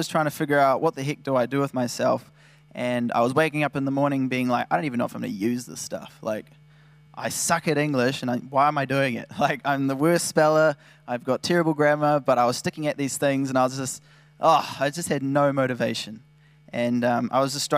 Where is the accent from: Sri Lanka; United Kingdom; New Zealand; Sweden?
New Zealand; I'd like to think I'm from New Zealand